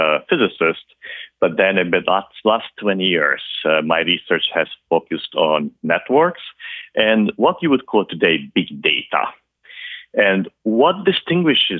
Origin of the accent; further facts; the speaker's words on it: Transylvania, Romania; first language Hungarian; English is a second language; moved away as an adult; also born or lived in Bucharest, Romania / Budapest, Hungary; now in Boston, United States; I'm from Transylvania, and it does exist. That's part of Romania. and I'm a Hungarian native because Transylvania is partly populated by Hungarians and partly by Romanians. And I grew up there.